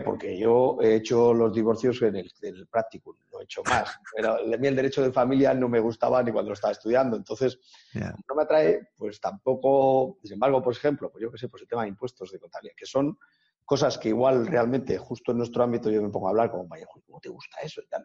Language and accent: Spanish; Sacedón, Castilla-La Mancha, Spain; yo abrí en mi pueblo, en Sacedón